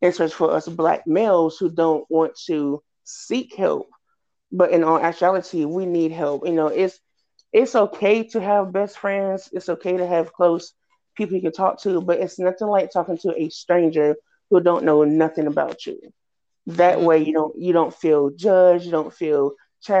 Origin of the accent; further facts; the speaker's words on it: Red Springs, North Carolina, United States; now in Fayetteville, United States; I am originally from Red Springs, North Carolina